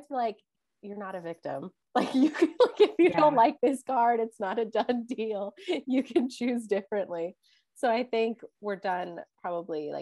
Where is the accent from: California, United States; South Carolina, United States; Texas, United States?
Texas, United States; growing up in Texas